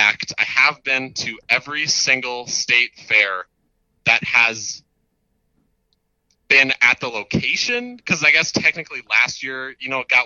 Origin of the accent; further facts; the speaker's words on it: Minneapolis, Minnesota, United States; I hail from Minneapolis, Minnesota, so right here in my hometown.